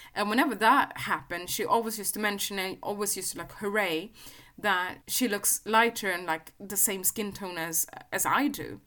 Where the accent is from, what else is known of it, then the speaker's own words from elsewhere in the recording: Sweden; I was growing up in Sweden